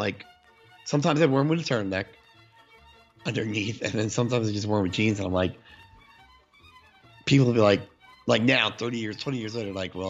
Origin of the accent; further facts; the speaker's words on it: New Jersey, United States; now in California, United States; I'm from New Jersey